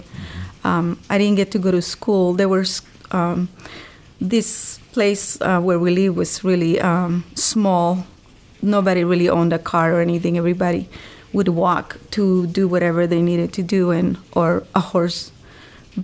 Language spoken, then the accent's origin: English; Honduras; moved away as an adult; I grew up in a very small village in Honduras.